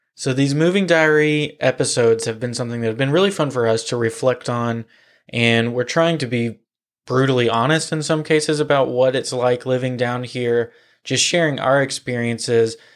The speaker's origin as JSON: {"language": "English", "town": "Nashville", "region": "Tennessee", "country": "United States", "tie": "born or raised there", "moved": "as an adult", "lives_now": "Florida, United States", "said": "I grew up in Nashville. I was born in Nashville"}